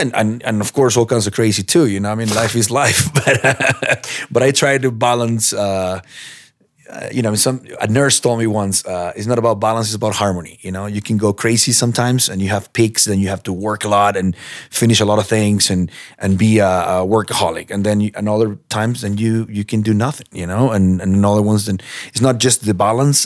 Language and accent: English; Peru; now in United States; I'm from Peru